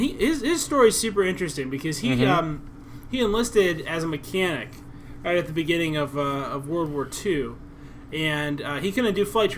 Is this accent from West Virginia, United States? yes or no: yes; West Virginia, United States; my home state of West by God, Virginia